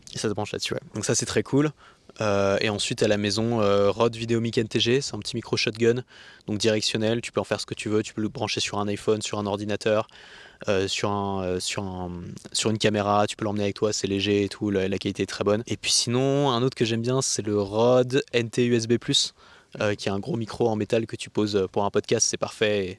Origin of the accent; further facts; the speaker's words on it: France; en tant que français